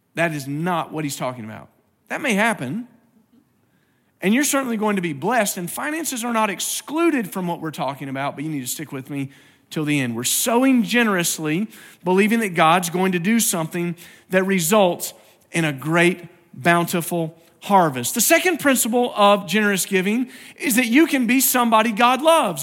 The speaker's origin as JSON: {"language": "English", "region": "Virginia", "country": "United States", "tie": "born or raised there", "moved": "yes", "said": "I grew up in Virginia and my dad grew up there"}